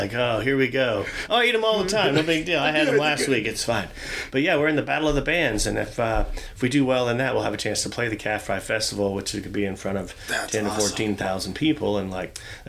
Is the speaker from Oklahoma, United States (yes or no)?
yes; Tulsa, Oklahoma, United States; moved away as an adult; now in Claremore, United States; I've been proud to call Claremore home for over 20 years now. I'm actually originally from Tulsa, but I've been out here since the early 2000s